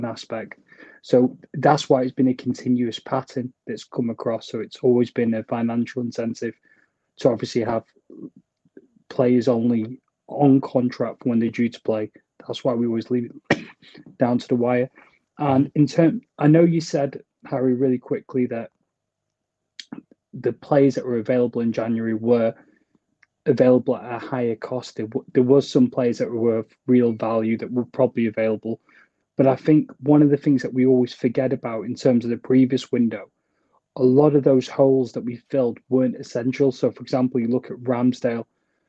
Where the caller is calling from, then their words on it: Preston, North West England, United Kingdom; I'm joining you from the Northwest in Preston.